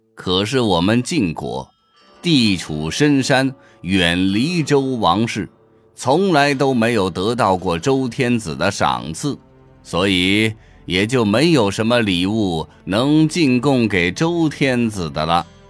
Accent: China; 作为一个中国人

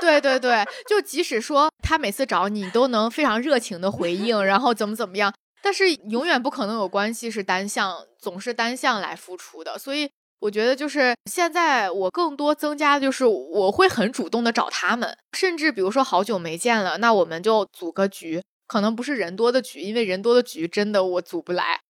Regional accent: China; 因为我们生活在中国，然后从小长大

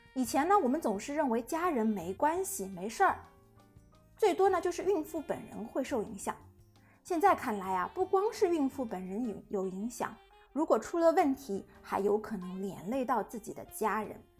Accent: China; 我们中国人

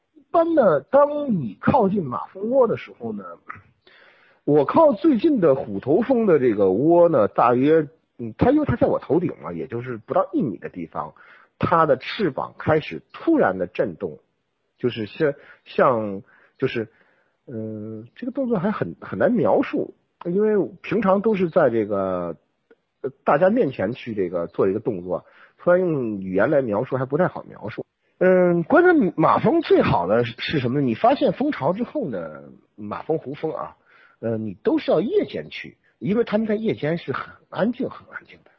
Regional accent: Inner Mongolia, China; 因为我出生在内蒙古的那个地方呢，我家住的房子呢，呃，是用土坯做的房子

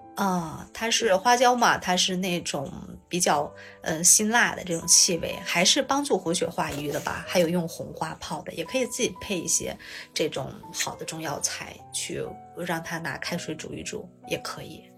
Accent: Shanxi, China; 我们山西这边暖气大多都供得挺好的

